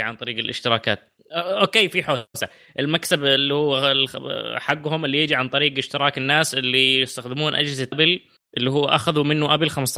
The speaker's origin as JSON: {"language": "Arabic", "region": "southwest Saudi Arabia", "country": "Saudi Arabia", "said": "عندنا في الجنوب"}